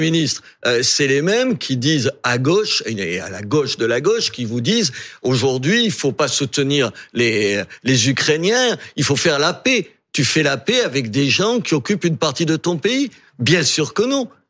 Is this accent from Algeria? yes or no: yes; Algeria; also born or lived in Béziers, France; now in France; Moi, je suis né en Algérie